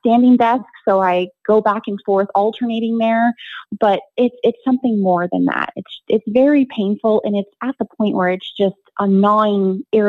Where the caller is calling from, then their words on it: Lake Forest, California, United States; in from Lake Forest, California.